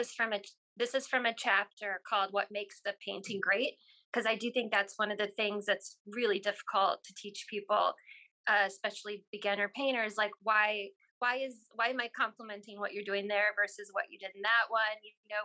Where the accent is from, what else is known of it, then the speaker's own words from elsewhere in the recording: South Dakota, United States; Yeah, definitely. I grew up in a house where my mom was a librarian.